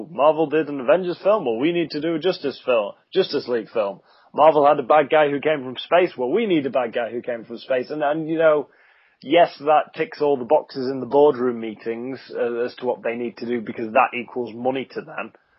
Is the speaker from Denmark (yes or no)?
no; United Kingdom; I'm British